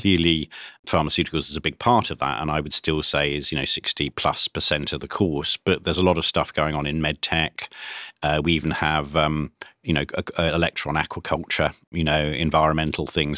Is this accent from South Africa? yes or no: no; Cambridge, East of England, United Kingdom; I was brought up in Cambridge in the nineteen sixties